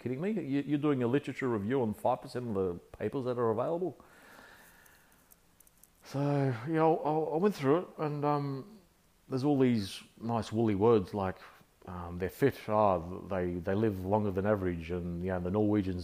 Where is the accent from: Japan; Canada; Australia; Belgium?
Australia; accent: Aussie; I'm an Australian. I guess many would guess with my accent that that I'm an Aussie